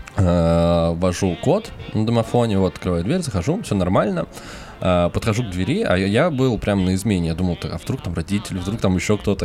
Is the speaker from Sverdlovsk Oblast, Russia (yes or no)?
no; Moscow, Russia